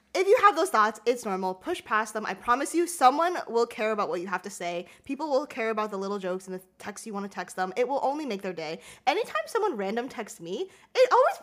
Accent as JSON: {"language": "English", "region": "Rhode Island", "country": "United States", "tie": "born or raised there", "moved": "yes", "said": "I went to Rhode Island to see my family. That's where I grew up"}